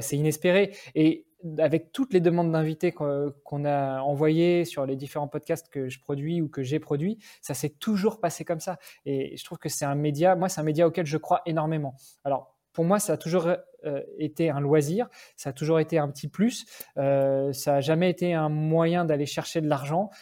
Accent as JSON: {"language": "French", "country": "France", "moved": "as an adult", "lives_now": "Luxembourg", "said": "même si j'habite Luxembourg depuis 15 ans, je suis français, je suis d'origine même franco-italienne"}